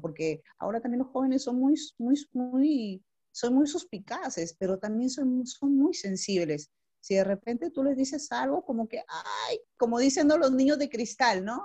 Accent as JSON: {"language": "Spanish", "town": "Chiclayo", "region": "Lambayeque", "country": "Peru", "also_born_or_lived": "Puerto Eten, Peru / Ayacucho, Peru", "said": "yo soy de acá de Chiclayo, pero cuando tuve como 14 años me fui a vivir a un sitio que se llama Puerto Eten"}